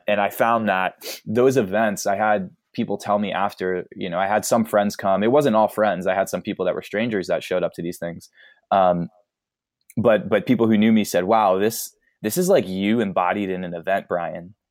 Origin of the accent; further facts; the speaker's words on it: East Coast, United States; I grew up on the East Coast